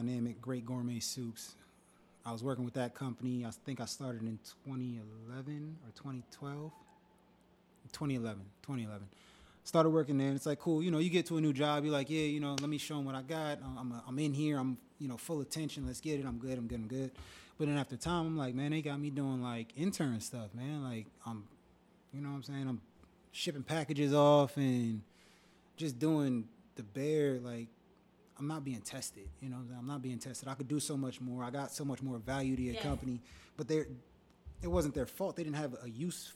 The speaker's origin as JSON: {"language": "English", "town": "Old Bridge", "region": "New Jersey", "country": "United States", "tie": "born or raised there", "also_born_or_lived": "Miami, Florida", "moved": "as an adult", "said": "born and raised in Jersey. Went to FIU for school. Old Bridge."}